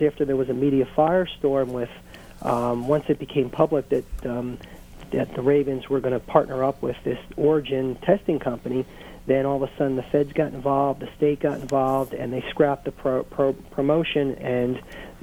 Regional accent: Baltimore, Maryland, United States; now in Washington, D.C., United States; I'm from Baltimore originally. I live in the Washington, D.C. area.

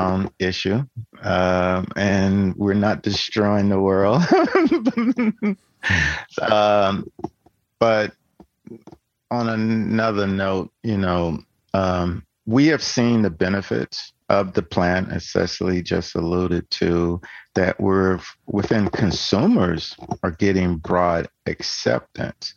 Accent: Tennessee, United States; I'm from Tennessee

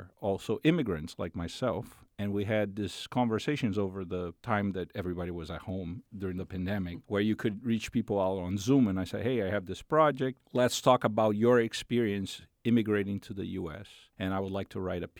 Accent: Brazil; moved away; I'm from Brazil

